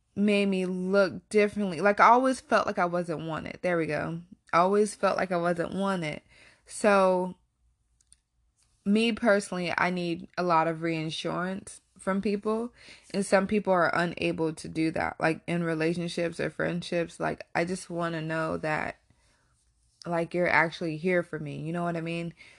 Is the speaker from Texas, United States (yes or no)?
yes; Texas, United States; moved away; also born or lived in Warren, Ohio; I actually grew up in Texas